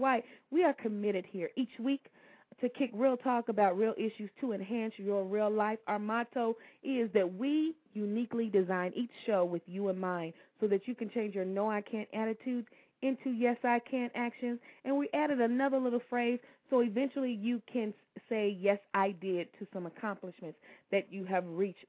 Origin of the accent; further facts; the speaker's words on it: Louisville, Kentucky, United States; my hometown of Louisville, Kentucky